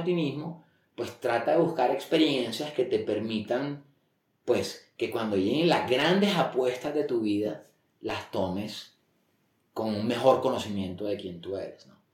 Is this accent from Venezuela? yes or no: no; Barranquilla, Atlántico, Colombia; moved away as an adult; now in Bogotá, Colombia; es un colombiano, nací en Barranquilla eh, hace 49 años. Em, yo creo que tuve una infancia normal, 18 años allá, luego eh, me vine a Bogotá a estudiar